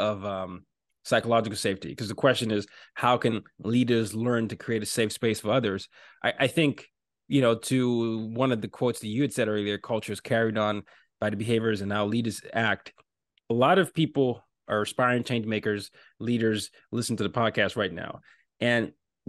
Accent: Lagos, Nigeria; also born or lived in Northern Virginia; now in New York City, United States; my hometown, Lagos, Nigeria

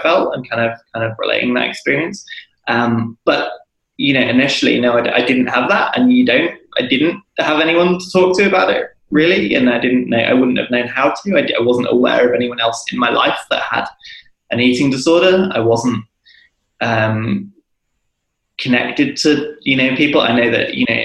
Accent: United Kingdom; being British

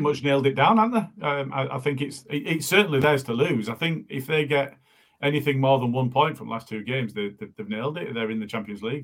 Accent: Morley, Yorkshire and the Humber, United Kingdom; I'm from Morley

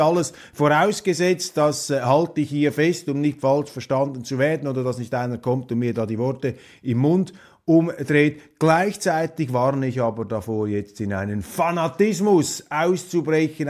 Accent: Switzerland; als Schweizer bin ich ja x-fach gesegnet, wie da in unserem Kleinstaat hinter den sieben Bergen

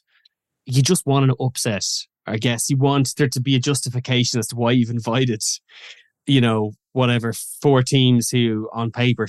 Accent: Ireland

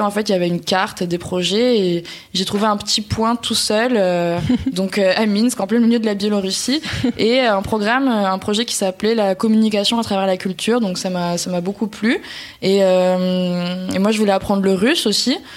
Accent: France; quand on est français

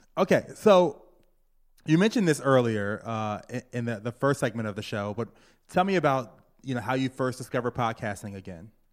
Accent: Virginia, United States; now in New York, United States; Growing up in Virginia

